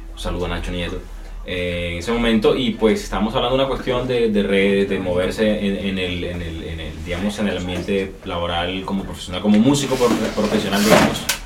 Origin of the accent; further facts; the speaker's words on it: Barranquilla, Atlántico, Colombia; soy aquí de Barranquilla, tengo 22 años